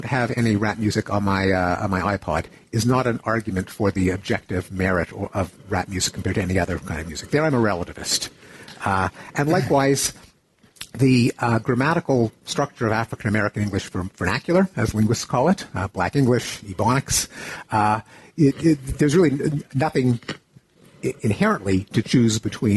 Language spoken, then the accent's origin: English; Canada; I grew up in Canada.